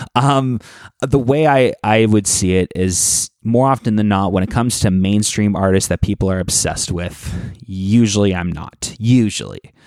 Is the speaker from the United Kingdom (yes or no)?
no; Toronto, Ontario, Canada; growing up in Toronto